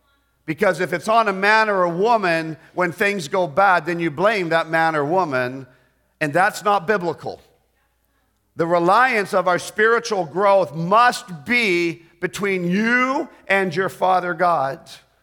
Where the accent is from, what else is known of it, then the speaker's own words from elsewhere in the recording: Canada; When we moved back into Canada, my mom and dad had always been part of the Baptist churches that supported us. So when we moved back to Canada, I grew up in a Baptist church.